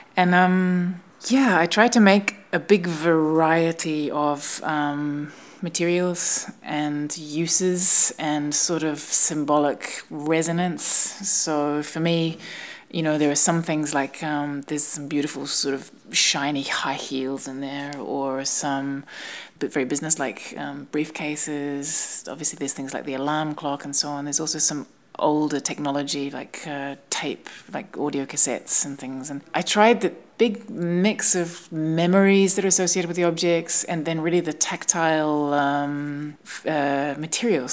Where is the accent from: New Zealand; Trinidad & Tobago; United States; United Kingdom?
New Zealand; moved away; I'm from New Zealand